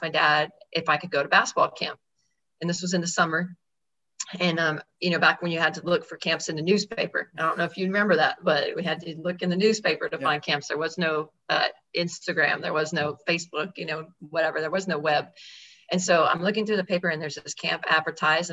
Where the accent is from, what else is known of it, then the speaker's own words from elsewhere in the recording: Georgetown, Texas, United States; I grew up in Georgetown, Texas